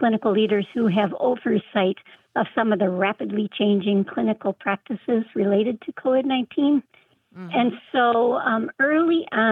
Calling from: Traverse City, Michigan, United States; I'm calling from Traverse City, Michigan

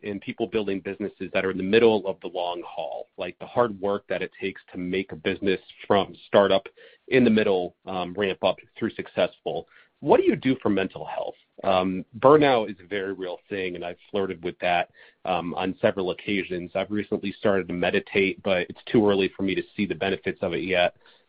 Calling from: Scranton, Pennsylvania, United States; Hey, Barbara … I'm calling from Scranton, Pennsylvania.

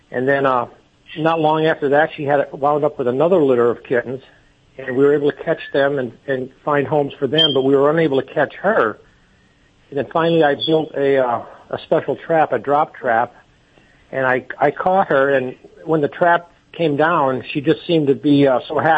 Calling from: Reading, Pennsylvania, United States; Uh, Reading, Pennsylvania.

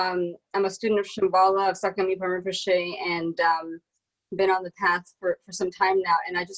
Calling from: Washington, District of Columbia, United States; I'm in Washington, D.C., where the police barricaded the cherry blossoms so that we wouldn't go near them.

